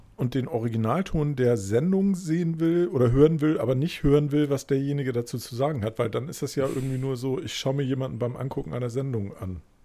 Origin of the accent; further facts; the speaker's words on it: West Germany, Germany; ich halt da dann wirklich einfach als Wessi